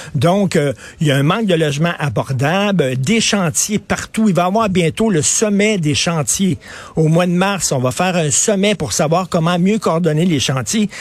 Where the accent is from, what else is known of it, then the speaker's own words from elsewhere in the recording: Montreal, Quebec, Canada; quand j'étais jeune, dans les années 70, on était fiers de Montréal